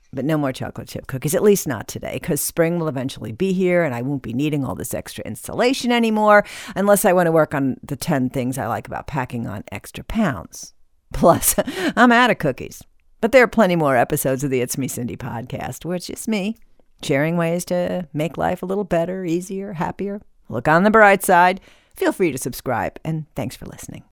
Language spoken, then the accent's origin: English; Midwest, United States; When I was a kid growing up in the Midwest